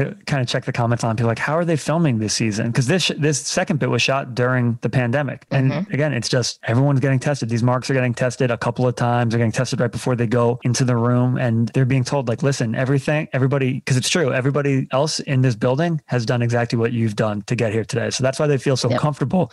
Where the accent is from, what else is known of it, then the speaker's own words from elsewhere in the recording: New York, United States; as a New Yorker